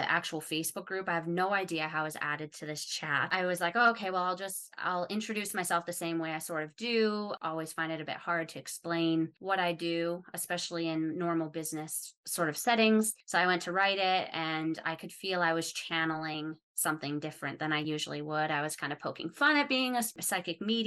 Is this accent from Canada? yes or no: yes; Calgary, Alberta, Canada; now in Australia; I'm not from Calgary originally either. I was about 6 when my family moved there